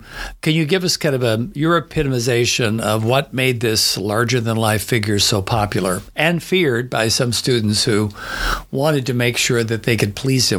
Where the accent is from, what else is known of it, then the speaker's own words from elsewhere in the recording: Southern Illinois, United States; moved away; I grew up in Southern Illinois?